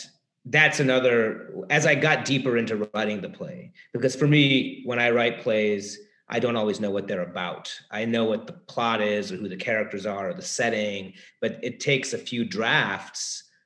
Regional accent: Cleveland, Ohio, United States; moved away; also born or lived in Brooklyn; I grew up in Cleveland.

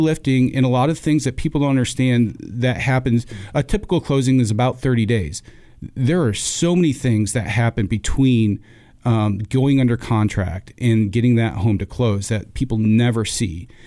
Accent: Rochester, New York, United States; moved away as an adult; also born or lived in Buies Creek, North Carolina; now in North Carolina, United States; born and raised in Rochester, New York. Uh, it's where I spent my first eighteen years

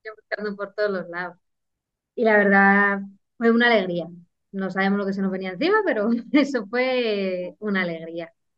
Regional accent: Guadarrama, Community of Madrid, Spain; soy de Madrid, de la Sierra, un pueblecito de Guadarrama

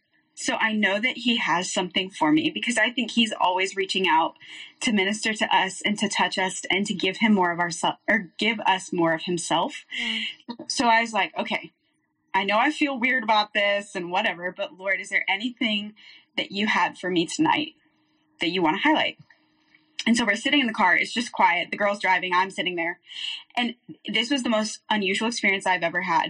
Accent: Waco, Texas, United States; also born or lived in Denver, Colorado / Kansas; I was born in Denver, Colorado, lived there for a couple years, moved to Kansas, where my dad worked at a church, and then we moved to Waco when I was young, kindergarten age. And so grew up there

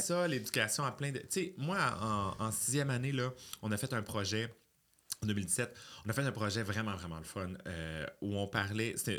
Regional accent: Quebec City, Quebec, Canada; Je suis né à Beauport, en banlieue de Québec, d'une mère monoparentale

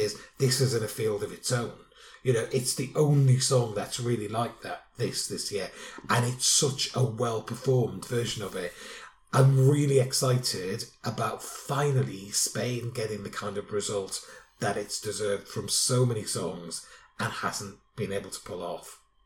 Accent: United Kingdom

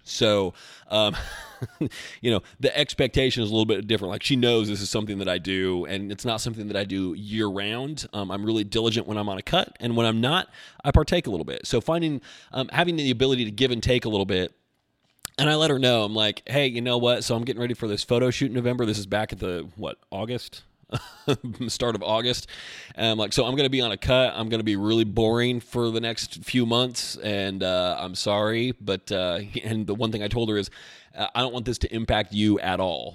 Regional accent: Albany, United States; moved away; Albany is my hometown

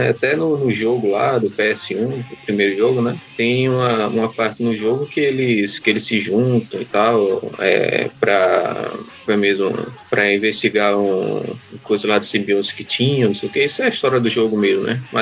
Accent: Northeast Region, Brazil; mas eu, eu falo tu porque eu sou nordestino, nordestino fala tu.

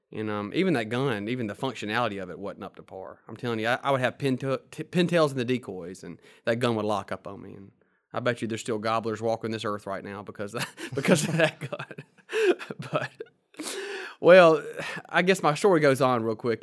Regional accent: Mississippi, United States; as you can probably tell from my accent, I grew up in Mississippi, in a little small town

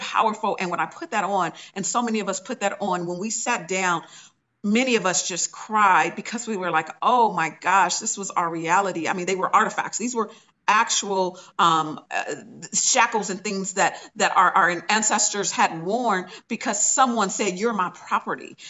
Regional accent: Inglewood, California, United States; I'm from Inglewood, California

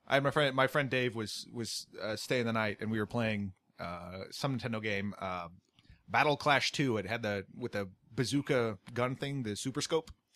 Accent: United States; I'm American

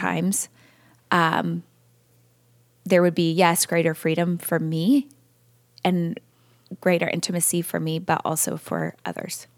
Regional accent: California, United States; I was born and raised in California

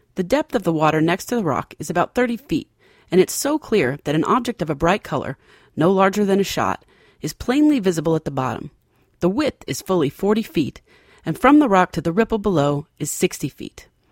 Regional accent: Laclede County, Missouri, United States; I grew up in Leuclid County, and I remember going to Bennett Spring a lot in my youth

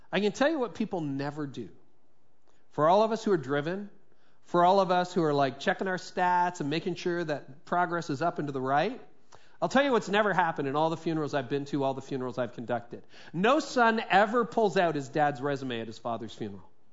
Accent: Midland, Ontario, Canada; it was actually a law firm in Midland, and that's my hometown where I grew up through my teen years.

